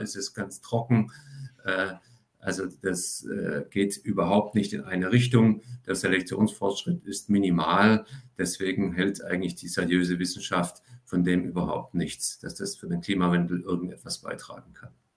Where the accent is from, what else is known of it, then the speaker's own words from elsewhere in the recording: Swabia, Germany; also born or lived in France; als Schwabe